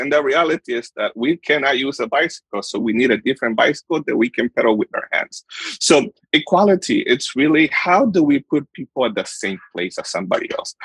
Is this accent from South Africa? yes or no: no; Honduras; moved away; I am from Honduras. I was born and raised in Honduras.